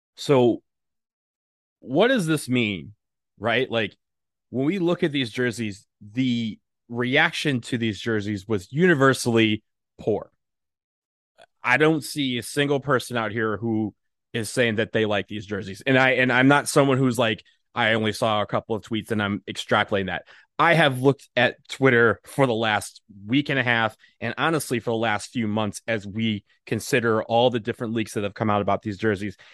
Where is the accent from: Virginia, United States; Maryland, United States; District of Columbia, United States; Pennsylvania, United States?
District of Columbia, United States; Washington; my hometown, D C.